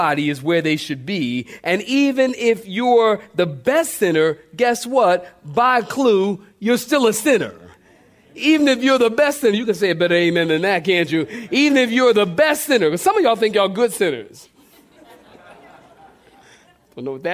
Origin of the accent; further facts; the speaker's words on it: Philadelphia, Pennsylvania, United States; moved away; I grew up in Philly